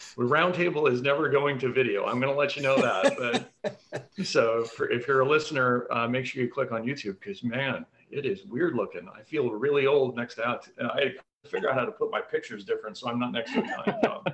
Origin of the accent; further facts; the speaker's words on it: Colorado, United States; moved away; my childhood growing up in Colorado